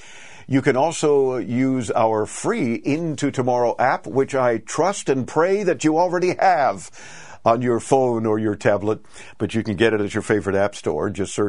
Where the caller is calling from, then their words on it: Miami, Florida, United States; Well, we sweat it out here in Miami, Florida